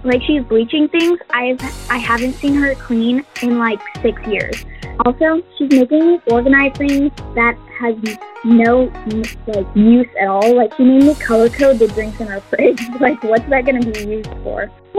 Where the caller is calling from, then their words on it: San Diego, California, United States; I'm calling from San Diego